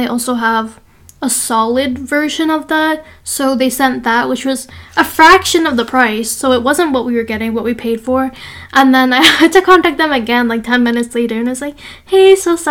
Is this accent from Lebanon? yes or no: no; Canada; we grew up in Canada. We are Indian, but we grew up here.